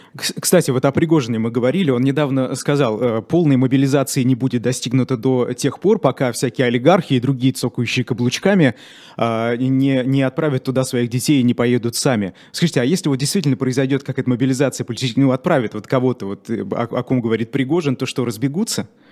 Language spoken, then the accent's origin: Russian; Ufa, Bashkortostan, Russia; moved away as an adult; now in Moscow, Russia; я сам из Башкирии и э, переехал год назад в Москву.